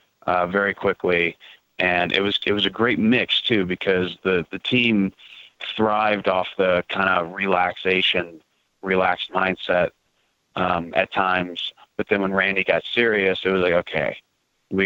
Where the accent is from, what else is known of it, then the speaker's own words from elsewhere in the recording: Kansas City, United States; I grew up in Kansas City